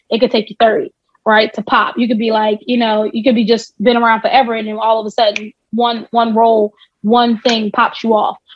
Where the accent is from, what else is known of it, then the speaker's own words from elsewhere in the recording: New Jersey, United States; Jersey. I'm, I am a Jersey.